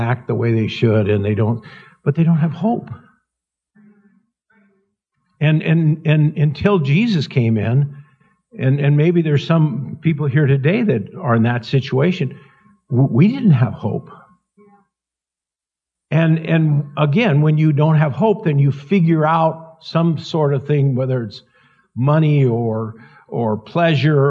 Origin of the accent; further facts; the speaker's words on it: Montana, United States; I'm in Northern Idaho, and I'm from Montana